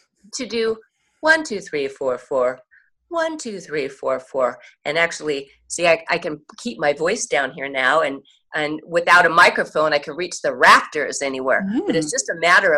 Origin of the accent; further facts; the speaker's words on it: Portland, Oregon, United States; I'm from Portland, Oregon